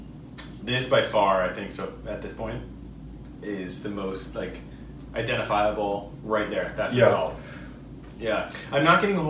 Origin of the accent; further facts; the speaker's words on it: California, United States; we're from California